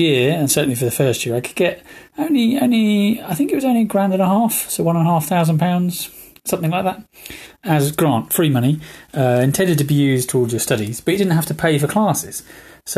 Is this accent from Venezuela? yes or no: no; High Wycombe, South East England, United Kingdom; Growing up in High Wycombe, we were very, very lucky